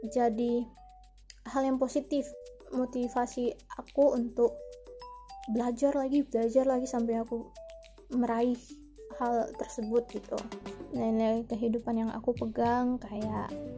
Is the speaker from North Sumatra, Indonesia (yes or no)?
yes; Medan, North Sumatra, Indonesia; aku berasal dari Medan